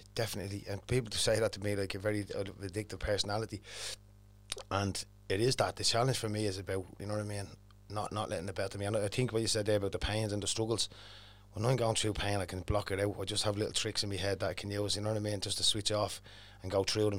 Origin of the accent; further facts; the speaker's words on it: Dublin, Leinster, Ireland; growing up in Cherry Arthur was a bit of a, bit of a mad place it was years ago